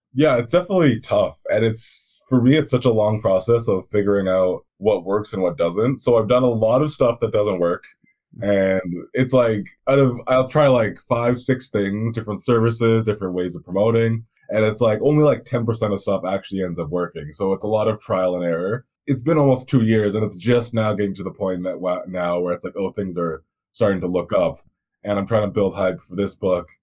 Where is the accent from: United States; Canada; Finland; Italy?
Canada; Vancouver, British Columbia; I'm from Vancouver. I'm from uh, British Columbia, which is the province